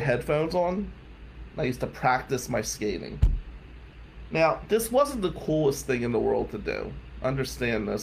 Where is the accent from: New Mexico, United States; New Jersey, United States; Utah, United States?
New Jersey, United States; Ventnor; born or raised there; also born or lived in Atlantic City, New Jersey; now in Shiawassee County, Michigan, United States